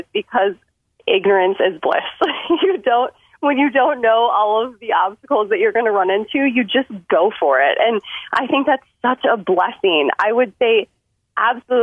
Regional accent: Detroit, Michigan, United States; now in Chicago, United States; my hometown of Detroit, Michigan. I did grow up in the suburbs

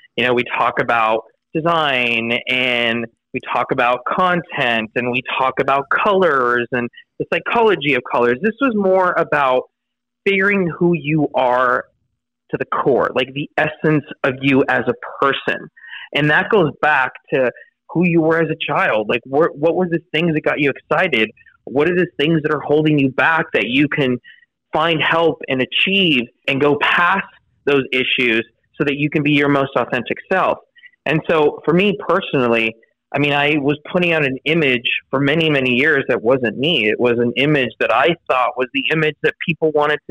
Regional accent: Los Angeles, California, United States; grew up in an area in Los Angeles

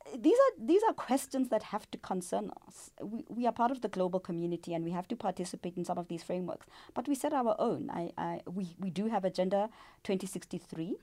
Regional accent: South Africa; We, as South African citizens, we as Africans

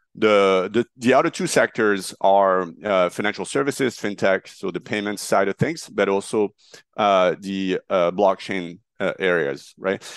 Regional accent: Marseille, Provence-Alpes-Côte d'Azur, France; moved away as an adult; also born or lived in Paris, France / New York, United States; now in United States; I'm a French national. I grew up in Marseille

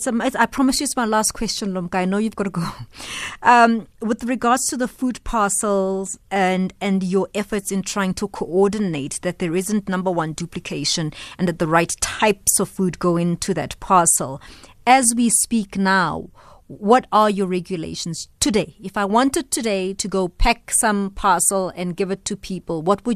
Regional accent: South Africa; What do I do as a South African that feels like I want to be part of the solution?

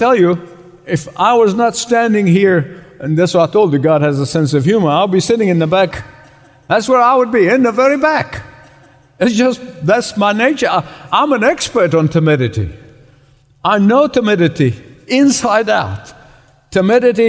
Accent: Egypt; moved away; Where I grew up in Egypt is the Coptic church

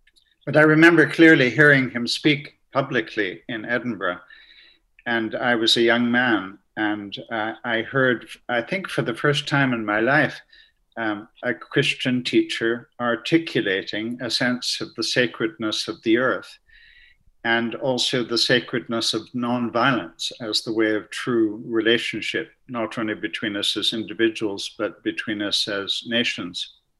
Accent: Canada; Yes, I grew up in Canada. My father was Irish and my mother Scottish, but they met on that side of the Atlantic. So I was born in Canada, which makes me a bit of a sort of mid-Atlantic confusion.

